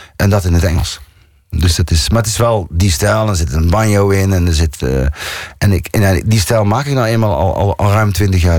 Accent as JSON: {"language": "Dutch", "region": "North Brabant", "country": "Netherlands", "accent": "zachte G", "moved": "as an adult", "lives_now": "Amsterdam, Netherlands", "said": "ik ben wel Brabander. Ik kom daar vandaan."}